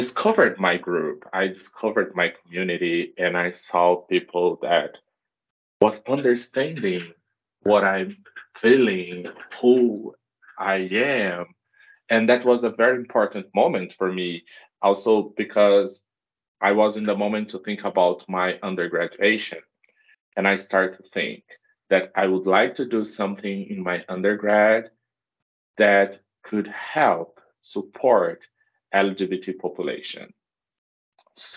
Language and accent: English; Brazil; moved away as an adult; now in Canada; I'm from Brazil. And now I'm in Canada doing part of my PhD.